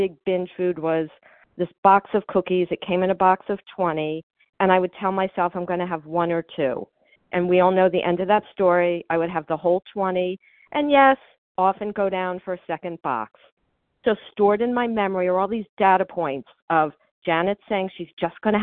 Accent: Miami, Florida, United States; now in New Jersey, United States; I grew up in Miami

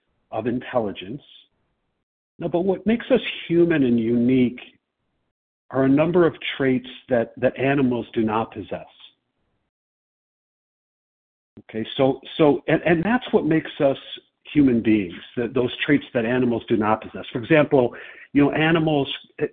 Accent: Chicago, Illinois, United States; I'm from Chicago

